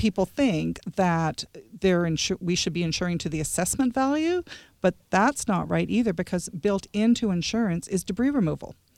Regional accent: Lower Mainland, British Columbia, Canada; moved away; I'm actually not that far away, Lower Mainland

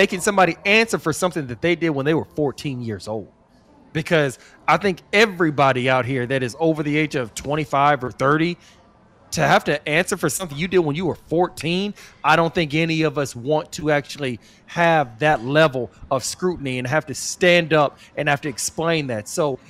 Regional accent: Arkansas, United States; I'm from Arkansas. This is how we do things in the South.

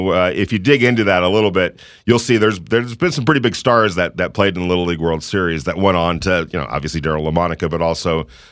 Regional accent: Ventura, California, United States; born or raised there

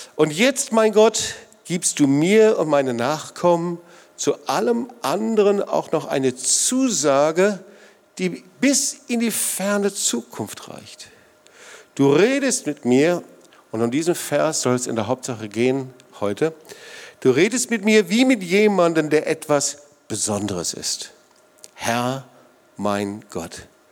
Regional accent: Sauerland, North Rhine-Westphalia, Germany; now in Swabian Jura area, Germany; ich komme aus dem Sauerland

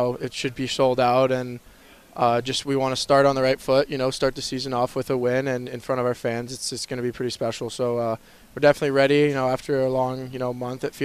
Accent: California, United States; now in Las Vegas, United States; I grew up in California, not that far from here

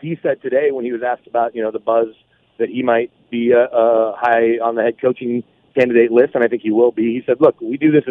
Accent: Dallas, Texas, United States; moved away; I'm from Dallas

